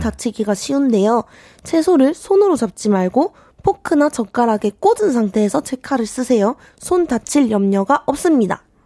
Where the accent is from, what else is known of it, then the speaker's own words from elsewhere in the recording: Daegu, South Korea; now in Seoul, South Korea; 저도 완전 토박이였으나 이제 서울 사람이라고 볼 수 있죠.